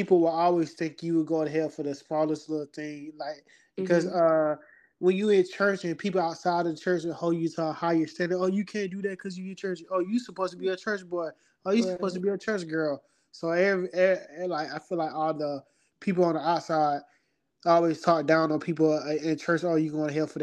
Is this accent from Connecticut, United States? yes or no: no; Augusta, Georgia, United States; moved away as an adult; now in Lima, United States; I'm from Augusta, born and raised. Been there all my life.